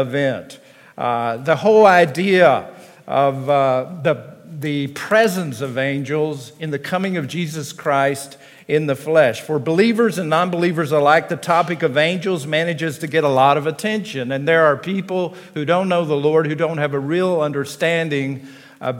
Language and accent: English; Tennessee, United States; moved away as an adult; also born or lived in Dallas, Texas; now in Simcoe, Canada; I'm from Tennessee